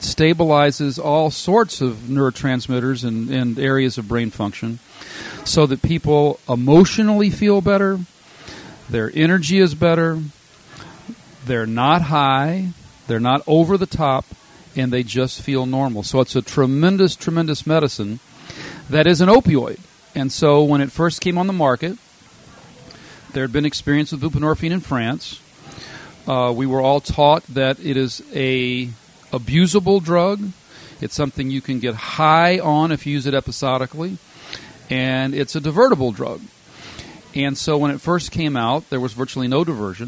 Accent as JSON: {"language": "English", "region": "Louisiana", "country": "United States", "tie": "born or raised there", "also_born_or_lived": "Minnesota", "moved": "as an adult", "lives_now": "Wisconsin, United States", "said": "I'm a Louisiana native"}